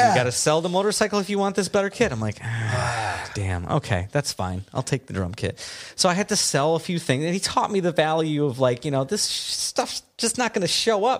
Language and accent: English; Midwest, United States; accent: Midwestern; Did my Midwestern accent come out?